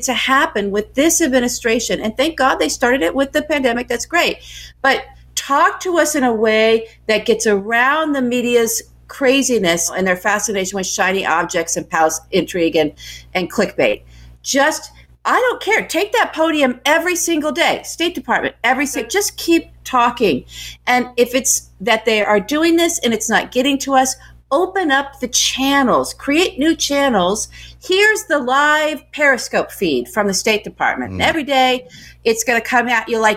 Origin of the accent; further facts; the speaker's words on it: United States; now in Los Angeles, United States; as an American